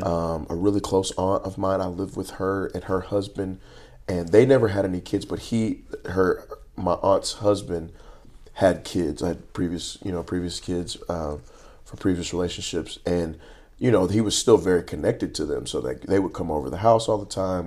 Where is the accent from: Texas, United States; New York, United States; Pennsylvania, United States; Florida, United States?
Texas, United States; Lancaster; I grew up in Lancaster, Texas